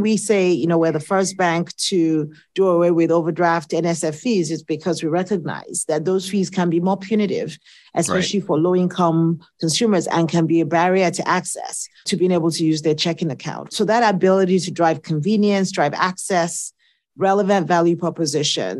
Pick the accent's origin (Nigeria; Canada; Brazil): Nigeria; accent: Nigerian; now in United States; I was born in the States, but I grew up in Nigeria because my parents are academics